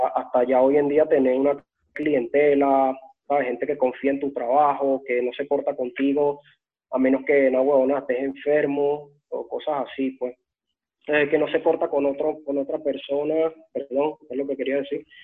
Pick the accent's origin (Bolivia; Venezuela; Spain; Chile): Venezuela; Caracas, Capital District; moved away as an adult; now in Switzerland; yo vengo de Antímano, y es un, es un barrio jodido, weón, peligroso esa, de donde yo vengo. Y la mayoría de los panas que crecieron conmigo en, de, esa época, weón, de mi niñez